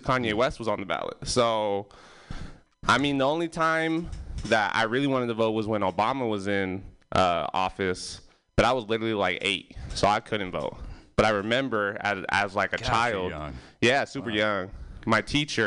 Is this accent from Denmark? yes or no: no; Mexico; now in Bay Area, United States; I was born in Mexico